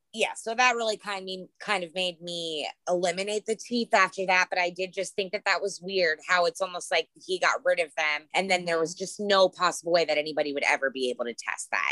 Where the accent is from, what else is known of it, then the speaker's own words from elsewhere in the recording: Lake Mack, Florida, United States; growing up in Lake Mack, Florida